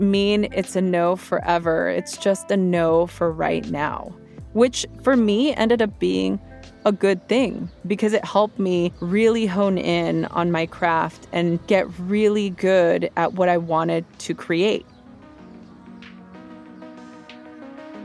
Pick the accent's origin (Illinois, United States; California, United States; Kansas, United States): California, United States; Los Angeles; growing up in East LA and making it out to become a meditation teacher